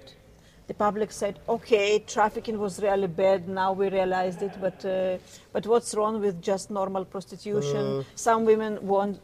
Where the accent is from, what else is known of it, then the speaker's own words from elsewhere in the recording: Tel Aviv, Tel Aviv District, Israel; I'm from Tel Aviv